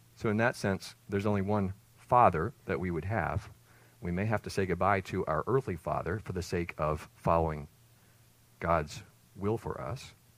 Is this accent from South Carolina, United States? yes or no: yes; Greenville, South Carolina, United States; moved away as an adult; also born or lived in Maryland; now in Leland, United States; We moved away the first time from my birthplace, my hometown, South Carolina, Greenville